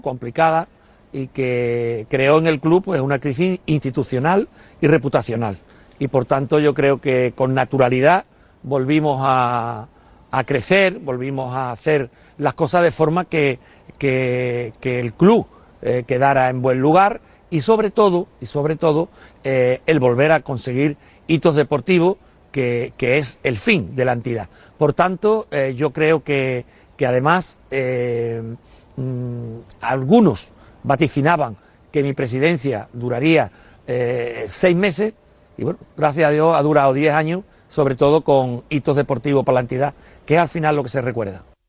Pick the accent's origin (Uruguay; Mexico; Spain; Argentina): Spain; Utrera, Andalusia; de mi, de mi pueblo, de Utrera